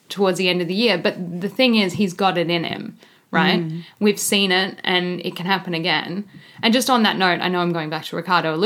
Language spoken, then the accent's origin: English; Australia; as an Aussie